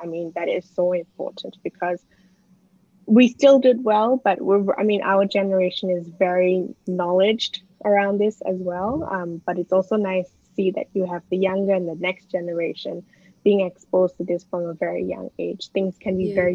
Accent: Malaysia; moved away as an adult; now in Melbourne, Australia; I went to school in Malaysia

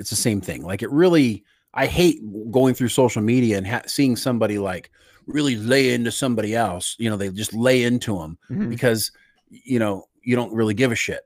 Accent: United States; as an American

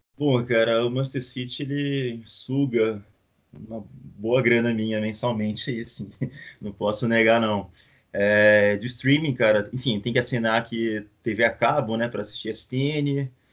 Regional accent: Belém, Pará, Brazil; now in Florianópolis, Brazil; Eu morei muito tempo em Belém, nasci em Belém, apesar da minha família, metade da minha família ser mineira

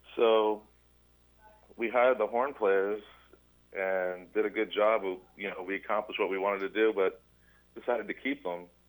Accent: Deerfield Beach, Florida, United States; We're originally from Fort Lauderdale, uh, Deerfield okay. Beach.

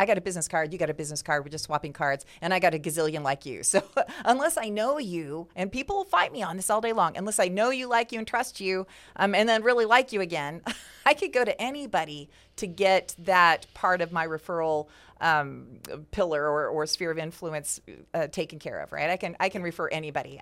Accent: West Coast, United States; moved away; for me, growing up on the West Coast

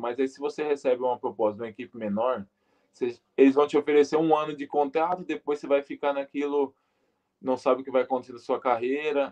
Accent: Brazil; moved away as an adult; eu que sou brasileiro

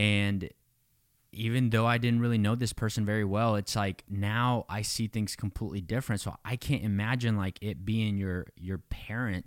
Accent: Mexico; I was born in Mexico. I, you know, grew up in poverty

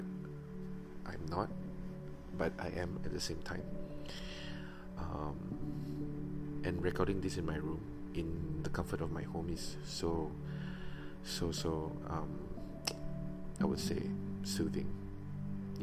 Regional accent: Miri, Sarawak, Malaysia; also born or lived in Kuching, Sarawak; I'm from Miri. I was born in Kuching, Sarawak, and was raised in Miri since I was like what, 3 years

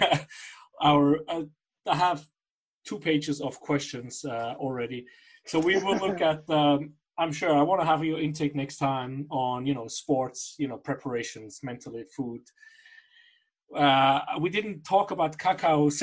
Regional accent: Basel, Basel-Stadt, Switzerland; I'm from Basel

